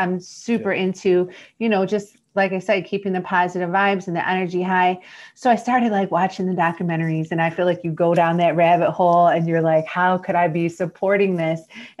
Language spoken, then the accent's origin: English; Detroit, Michigan, United States; I'm from Detroit, Michigan.